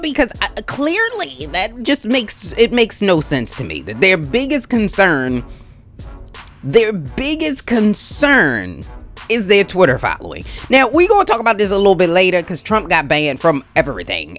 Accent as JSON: {"language": "English", "town": "Baltimore", "region": "Maryland", "country": "United States", "tie": "born or raised there", "said": "I am a Ravens girl through and through because I was born in Baltimore"}